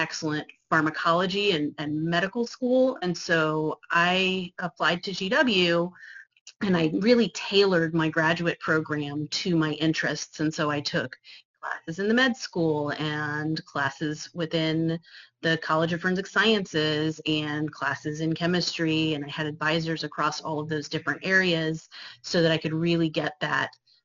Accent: California, United States; moved away as an adult; I grew up in California

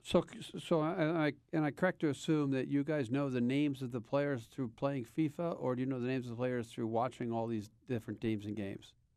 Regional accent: Philadelphia, Pennsylvania, United States; now in Boston, United States; I grew up in Philadelphia

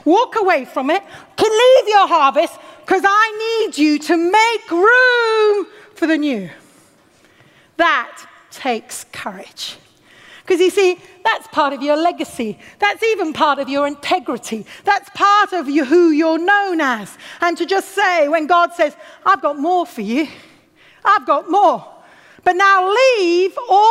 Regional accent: United Kingdom; also born or lived in Watford / Oxford; Our culture makes us very cautious of excesses, especially as British

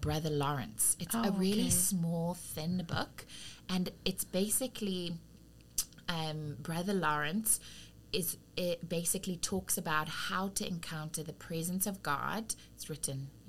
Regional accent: South Africa; accent: South African; moved away as an adult; now in United States; I was raised in South Africa from around 7 years old

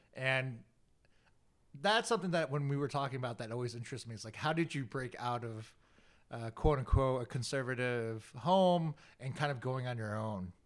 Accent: United States; I was born in America

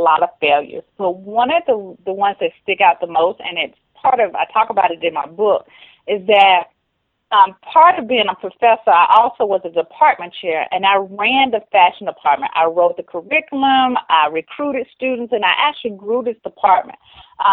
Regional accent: Rock Hill, Charlotte area, South Carolina/North Carolina, United States; accent: Southern; I am Southern-born. If you cannot hear the Southern accent, love the South. I'm from the Rock Hill, Charlotte area, South Carolina, North Carolina area

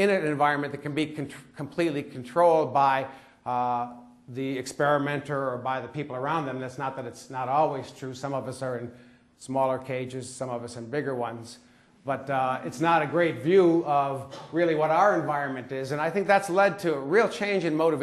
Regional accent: United States; accent: American

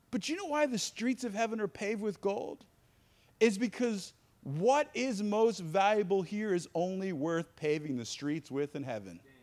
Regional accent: East Coast, United States; moved away as an adult; also born or lived in North Carolina; I grew up on the East Coast

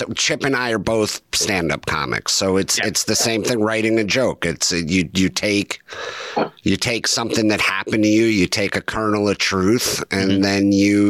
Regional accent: New Jersey, United States; I'm from Jersey

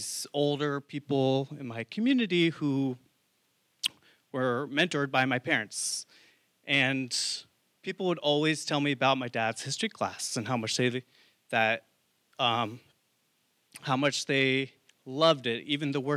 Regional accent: Oregon coast, United States; moved away as an adult; also born or lived in San Francisco / New York City; I grew up in a very small town in Oregon, on the Oregon coast

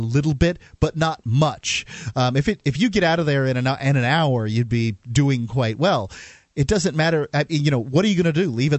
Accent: Tampa, Florida, United States; moved away; I was from Tampa Bay.

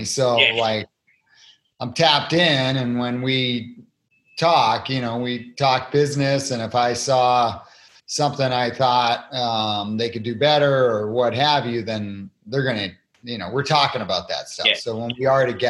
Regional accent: Cape Cod, Massachusetts, United States; I was born and raised on Cape Cod, Massachusetts at 200 feet above sea level

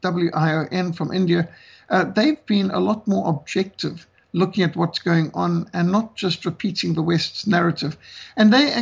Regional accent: Zimbabwe; I was brought up in Rhodesia, a country at war

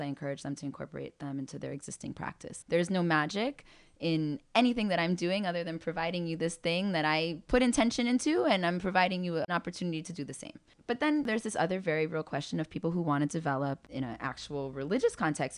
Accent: New York, United States; I grew up in Spanish Harlem

